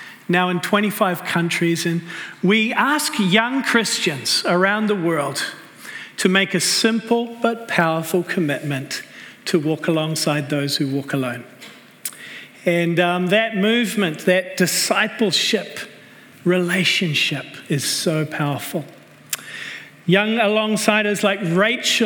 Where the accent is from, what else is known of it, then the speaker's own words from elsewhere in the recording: New Zealand; moved away as an adult; also born or lived in Red Deer, Alberta, Canada / Cambodia / Vancouver, Canada; I was born right here in Canada, in Red Deer, Alberta. But I grew up in New Zealand.